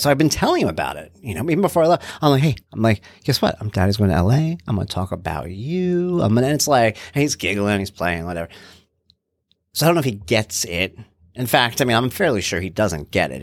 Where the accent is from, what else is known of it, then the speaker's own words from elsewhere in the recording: New York, United States; I'm from New York